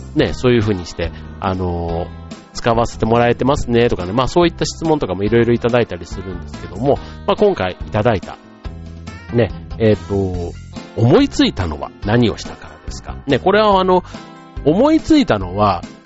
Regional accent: Osaka, Japan; moved away; 大阪のね、僕の実家

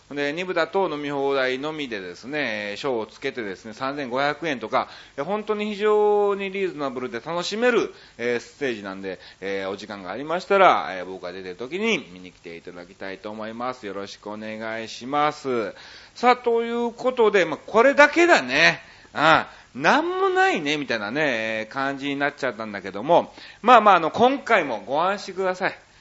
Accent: Kansai, Japan; accent: Kansai dialect; 僕関西人でしょ

